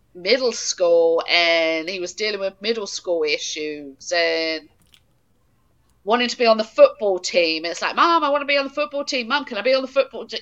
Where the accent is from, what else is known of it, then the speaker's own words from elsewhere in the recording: England, United Kingdom; now in Wisconsin, United States; I am originally from England.